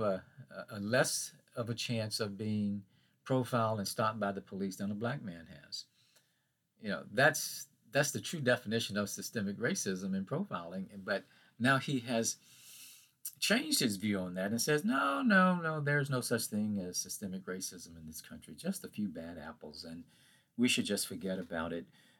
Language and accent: English; Hattiesburg, Mississippi, United States; my hometown near Hattiesburg, Mississippi.